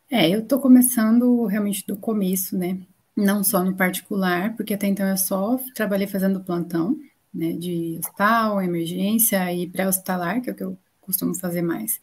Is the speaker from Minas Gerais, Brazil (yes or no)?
no; Paraná, Brazil; also born or lived in São Paulo state / Maringá; Eu vim lá do estado de São Paulo, vivi a vida toda no Paraná